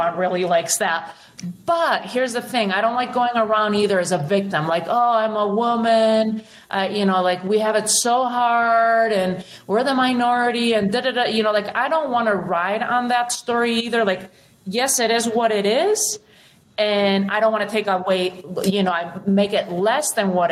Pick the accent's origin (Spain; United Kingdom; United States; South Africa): Spain; moved away; I was born and raised in Spain